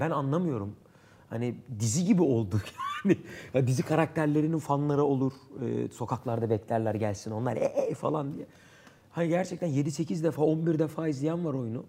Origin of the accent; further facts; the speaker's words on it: Istanbul, Turkey; Erenköy. Bağdat Caddesi çocuğuyum.